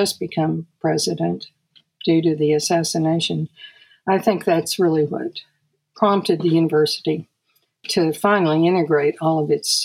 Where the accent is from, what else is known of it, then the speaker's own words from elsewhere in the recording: Austin, Texas, United States; I grew up in Austin